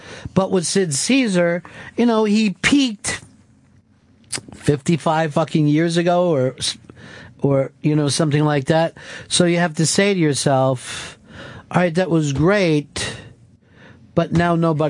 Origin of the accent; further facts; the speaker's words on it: Iowa, United States; since I was born and raised in Iowa and have never gotten out, I will keep smoking weed.